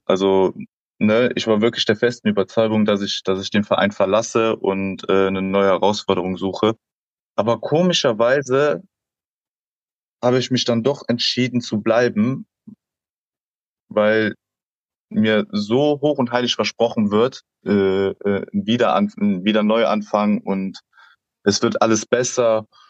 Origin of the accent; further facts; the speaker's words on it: Aachen, North Rhine-Westphalia, Germany; moved away; also born or lived in Northern Germany / Koblenz; ich bin ja gebürtiger Aachener.